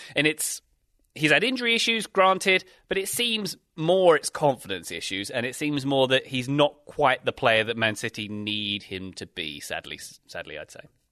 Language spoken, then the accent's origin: English; United Kingdom; being British